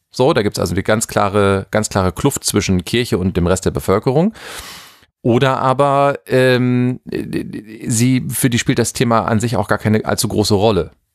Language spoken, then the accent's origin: German; Germany; bei uns in Deutschland